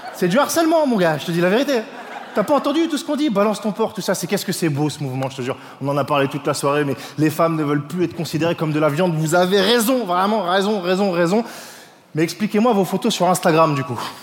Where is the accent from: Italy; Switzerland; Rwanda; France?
France; je suis français